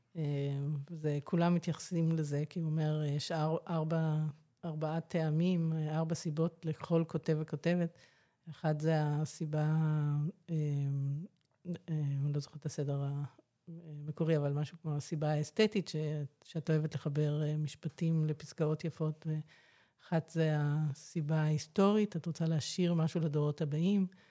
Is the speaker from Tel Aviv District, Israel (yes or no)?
yes; Ramat Gan, Tel Aviv District, Israel; also born or lived in Glasgow, Scotland; ואני נולדתי שם, אז ככה זה יוצא ש, אה, בקיצור, מגיל שנה אני פה, ברמת חן, ברמת גן.